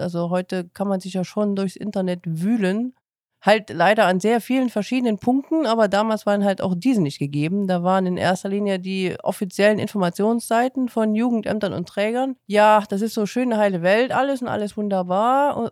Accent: Chemnitz, Saxony, Germany; also born or lived in Cologne; now in Eifel, Germany; Ich ähm, bin geboren in Chemnitz, bin 94 äh, nach Köln gezogen

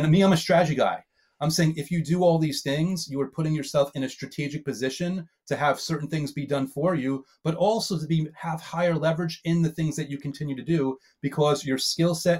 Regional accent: New York, United States; I'm a New Yorker

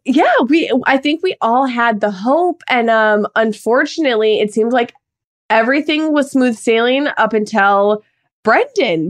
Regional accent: Midwest, United States

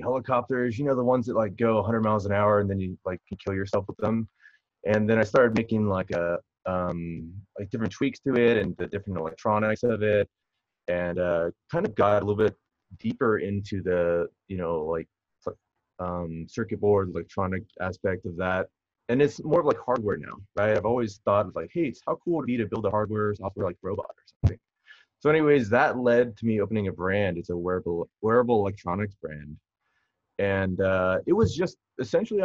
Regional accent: Huntington Beach, California, United States; I grew up in Southern California, still in Southern California, Huntington Beach, kind of just a local surfer

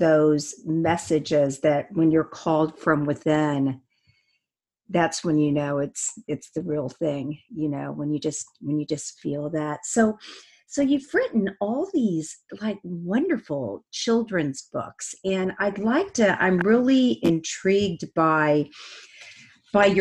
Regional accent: Indiana, United States; I'm from Indiana

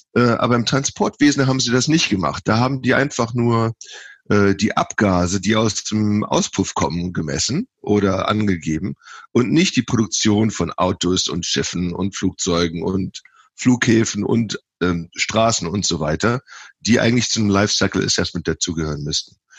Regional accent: Viersen, North Rhine-Westphalia, Germany; moved away as an adult; also born or lived in Texas / California; now in Davis, United States; ursprünglich komme ich aus Viersen im Niederrhein, ähm, habe da 27 Jahre gelebt

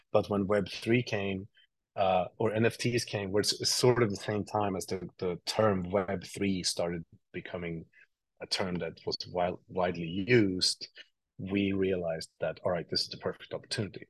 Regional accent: Sweden; moved away as an adult; now in New York, United States; I grew up in Sweden, uh, and I and I moved to New York like ten years ago, eleven years ago

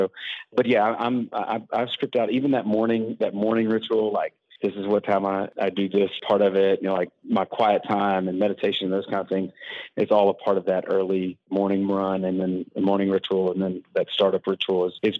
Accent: Baton Rouge, Louisiana, United States; now in Spring Hill, United States; Originally from Baton Rouge, Louisiana, but now I live in Spring Hill, Franklin, Tennessee.

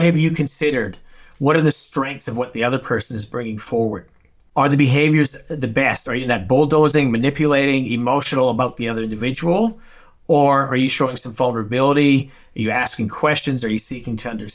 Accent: Saskatchewan, Canada; now in Australia; I'm from Saskatchewan, which is North Dakota

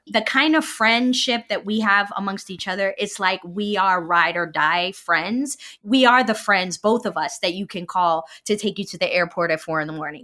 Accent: New York City, New York, United States; I'm from Brooklyn

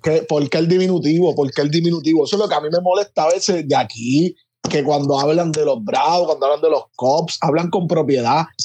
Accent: Puerto Rico; como puertorriqueño

